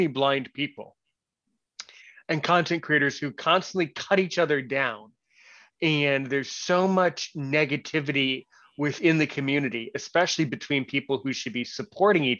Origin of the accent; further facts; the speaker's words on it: United States; I was born in the United States somewhere